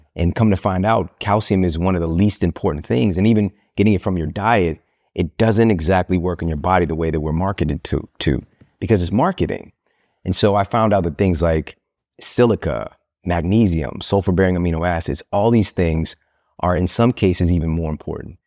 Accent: Midwest, United States; I'm from the Midwest

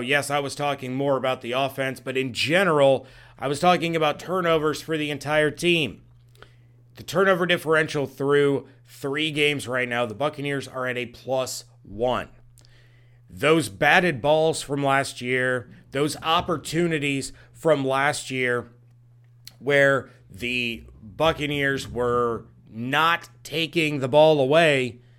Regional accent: Dayton, Ohio, United States; right here in my hometown

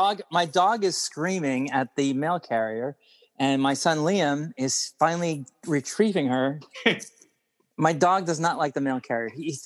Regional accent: Long Island, New York, United States; now in Connecticut, United States; Maybe it's because I grew up on Long Island. Maybe it's because I'm surrounded by Yankee fans here in Connecticut. I live in a strange place.

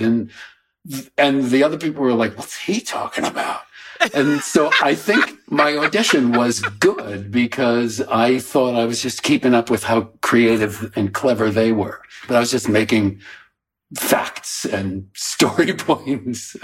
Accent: Coventry, Rhode Island, United States; also born or lived in Warwick, Rhode Island; when I was a teeny infant, uh, the family sold the Warwick house and we moved to the little shack in Coventry. So I grew up in a little shack.

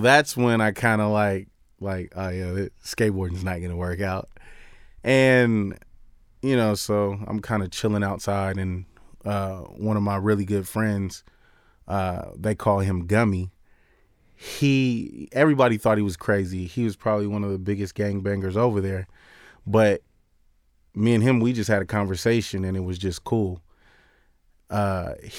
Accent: Long Beach, California, United States; I grew up in Long Beach in California

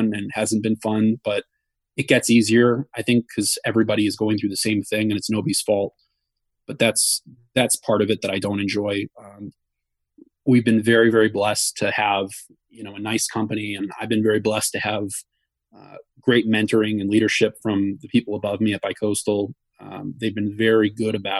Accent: Wisconsin, United States; now in New York, United States; I grew up in Wisconsin

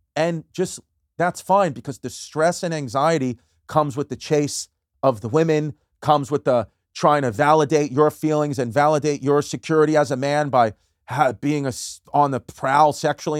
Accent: New York City, New York, United States; I grew up in New York, Brooklyn, New York.

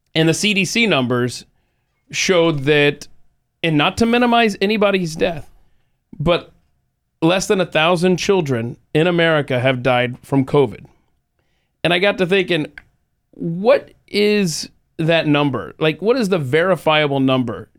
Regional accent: Georgia, United States; moved away; my home state of Georgia

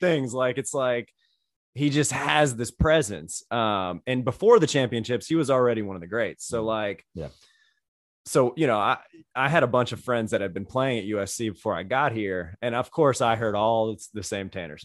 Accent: Greenville, South Carolina, United States; I grew up in Greenville, which was kind of dead in the middle of Clemson and Carolina

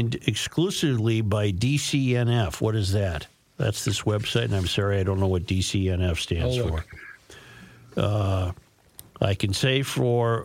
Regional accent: Minnesota, United States; I'm a Minnesotan

